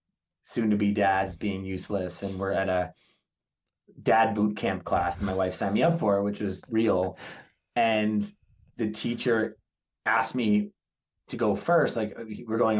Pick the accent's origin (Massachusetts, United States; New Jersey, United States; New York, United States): New Jersey, United States; I grew up in New Jersey where there's not really Jersey pride